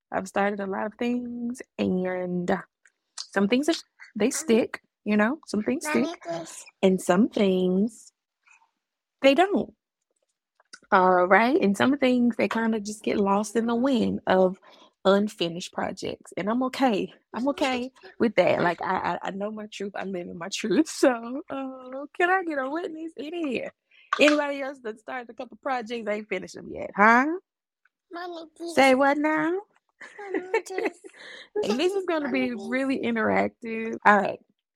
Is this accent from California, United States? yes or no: no; Augusta, Georgia, United States; moved away; I'm from the AUG, Augusta, Georgia, baby, all day, every day. And regardless of where I move in life and in the country and where I've been, I will always be from Augusta, Georgia. It is a part of my upbringing